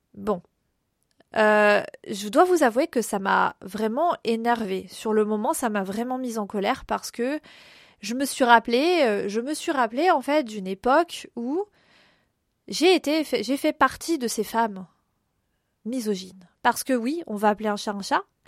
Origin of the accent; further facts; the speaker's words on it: France; Nous, les Français